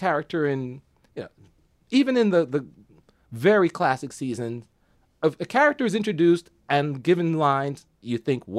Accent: New York City, New York, United States; a couple of New Yorkers like us.

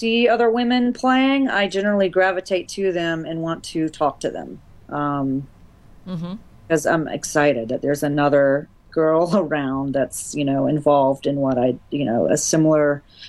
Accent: the South, United States; I'm from the South, so I've been called, you know, Sweetie and Darling my whole life.

